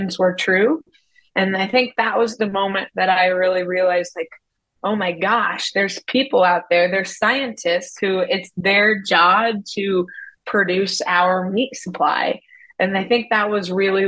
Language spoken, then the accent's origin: English; Columbus, Indiana, United States; moved away; also born or lived in Davis, California; I am originally from Columbus, Indiana, which is about an hour south of Indianapolis.